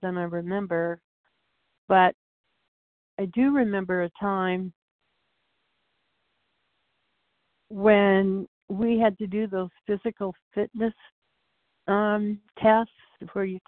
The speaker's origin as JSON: {"language": "English", "town": "Portland", "country": "United States", "tie": "born or raised there", "said": "I was born and raised in Portland"}